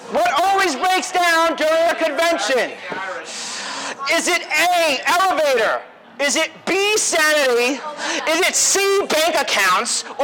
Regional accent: Long Island, New York, United States; I'm from Long Island, and I came here instead of New York Comic Con.

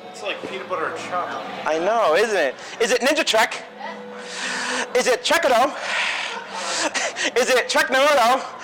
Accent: Long Island, New York, United States; I'm from Long Island, and I came here instead of New York Comic Con.

